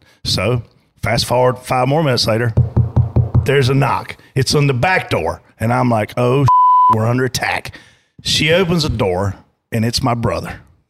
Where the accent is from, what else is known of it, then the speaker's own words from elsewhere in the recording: Pageland, South Carolina, United States; growing up in Pageland, it was about the memories.